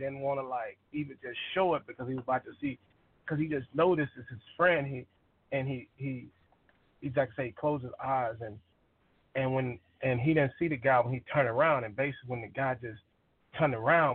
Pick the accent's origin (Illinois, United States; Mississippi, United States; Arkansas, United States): Arkansas, United States; moved away; I'm originally from Arkansas